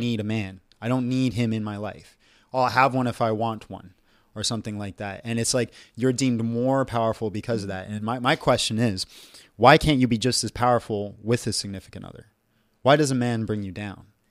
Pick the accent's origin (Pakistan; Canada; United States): Canada; I'm Canadian, and my ancestors are Greek.